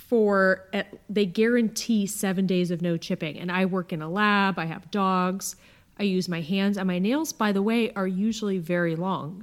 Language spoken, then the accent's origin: English; Akron, Ohio, United States; also born or lived in California; now in Dallas, United States; my hometown of Akron